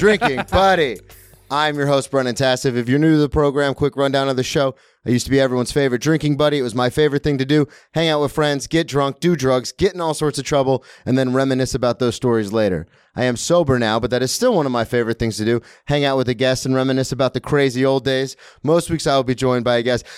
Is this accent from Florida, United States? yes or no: yes; Daytona Beach, Florida, United States; I'm from Florida